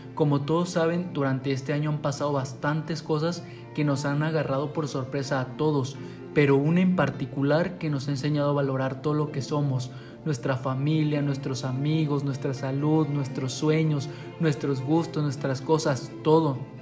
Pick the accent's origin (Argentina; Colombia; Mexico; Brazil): Mexico; en nuestro país, aquí en México